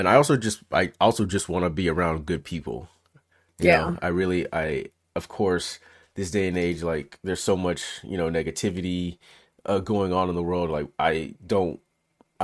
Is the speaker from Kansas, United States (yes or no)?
no; Memphis, Tennessee, United States; now in California, United States; when I grew up in Memphis